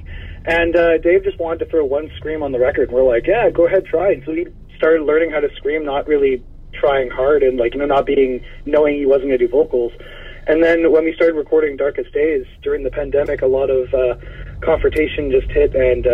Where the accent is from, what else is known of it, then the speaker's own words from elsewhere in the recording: Canada; we're Canadian